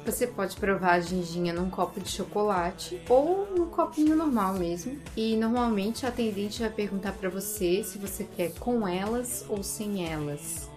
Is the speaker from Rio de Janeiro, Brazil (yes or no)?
no; Florianópolis, Santa Catarina, Brazil; a gente é de Florianópolis